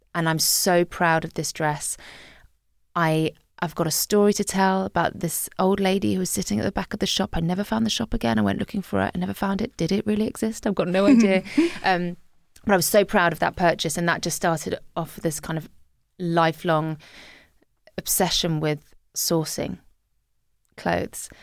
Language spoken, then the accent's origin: English; Guernsey; moved away as an adult; also born or lived in Scotland / Liverpool; growing up in Guernsey as a teenager